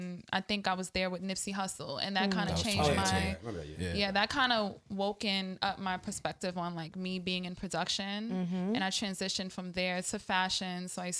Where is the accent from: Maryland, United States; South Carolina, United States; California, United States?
Maryland, United States; also born or lived in Brooklyn, New York; But I did grow up in the DMV, so okay. I give DMV homage, PG County.